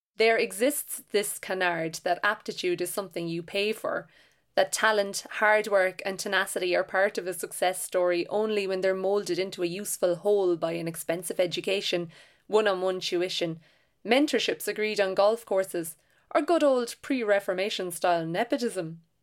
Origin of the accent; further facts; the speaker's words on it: Ireland; I am an Irish novelist and short story writer from a working class background.